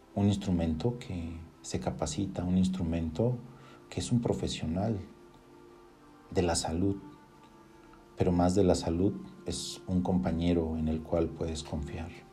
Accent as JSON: {"language": "Spanish", "country": "Mexico", "said": "yo soy de México"}